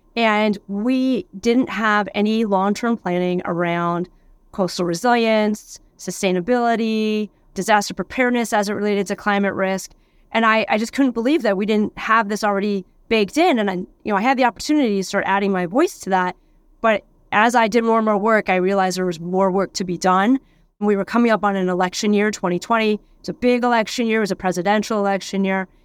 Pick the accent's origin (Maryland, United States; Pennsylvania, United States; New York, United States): Pennsylvania, United States; moved away as an adult; also born or lived in San Diego, California; now in Sausalito, United States; I grew up in Pennsylvania